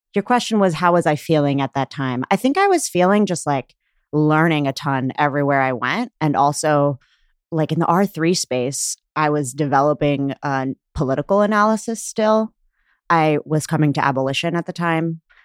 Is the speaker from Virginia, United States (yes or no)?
no; Pittsburgh, Pennsylvania, United States; moved away as an adult; now in Chicago, United States; I grew up in Pittsburgh, and I'm Pakistani